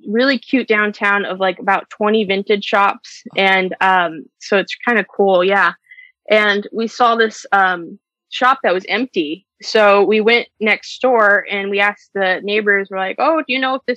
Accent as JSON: {"language": "English", "region": "Arizona", "country": "United States", "also_born_or_lived": "Chandler, Arizona", "moved": "as an adult", "lives_now": "Oregon, United States", "said": "we are from Arizona. We moved to Oregon about 2 years ago"}